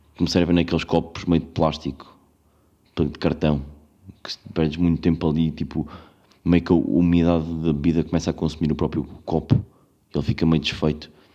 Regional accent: Covilhã, Centro, Portugal; now in Lisbon, Portugal; eu sou da Covilhã

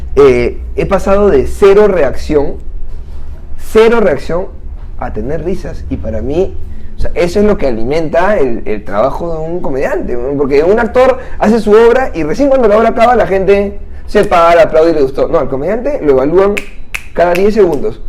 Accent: Santa María, Lima, Peru; Yo soy de Santa María, acá cerca

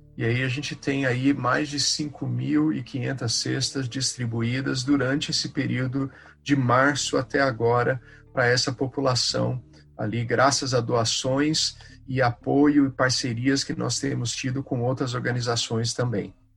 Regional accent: Brazil; first language Portuguese; a gente, como voluntário, como brasileiro, a gente cresce

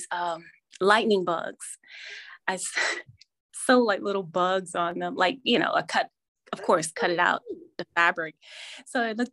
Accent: New Jersey, United States; now in Virginia, United States; I grew up in New Jersey, and at that time we had home economic classes.

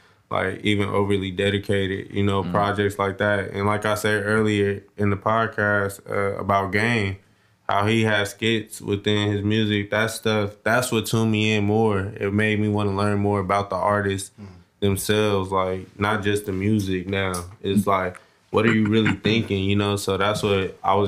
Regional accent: Compton, California, United States; I'm from Compton, California

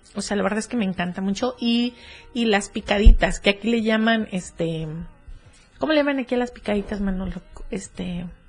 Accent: around Cuernavaca, Morelos, Mexico; moved away; en Cuernavaca, que por ahí es mi pueblo

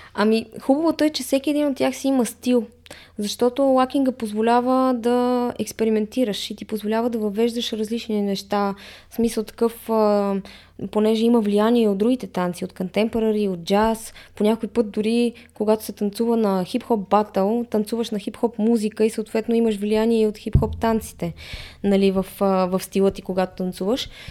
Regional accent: Bulgaria; ние сме българи

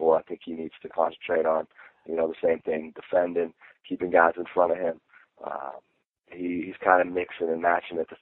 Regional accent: Pittsburgh, Pennsylvania, United States; also born or lived in New York; now in McAllen, United States; I grew up in Pittsburgh

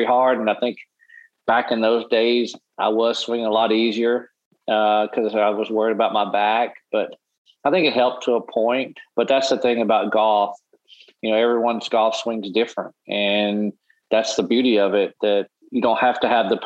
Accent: Arkadelphia, Arkansas, United States; grew up in a small town in Arkansas called Arkadelphia

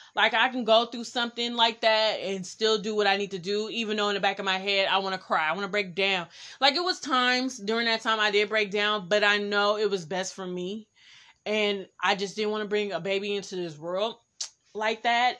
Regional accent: Oakland, California, United States; I'm from East Oakland, so I was in East Oakland

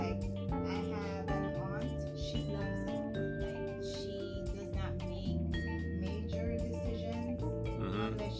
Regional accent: Jamaica; also born or lived in New York; now in Cincinnati, United States; I'm Jamaican.

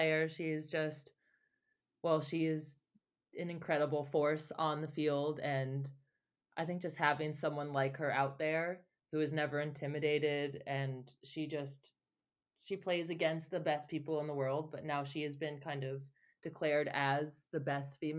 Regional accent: United States; as an American

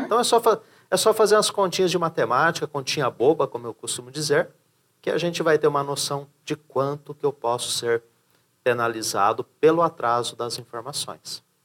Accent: São Paulo, Brazil; Hoje estou em Santa Catarina, né? Sou de São Paulo

